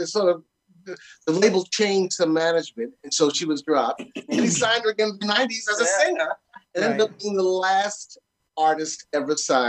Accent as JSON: {"language": "English", "town": "New York City", "region": "New York", "country": "United States", "said": "I'm from Bushwick Projects in Brooklyn."}